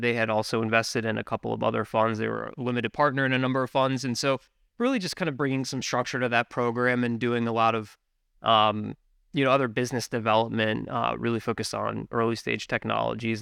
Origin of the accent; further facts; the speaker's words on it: Richmond, Virginia, United States; moved away as an adult; now in Buffalo, United States; born and raised in Richmond, Virginia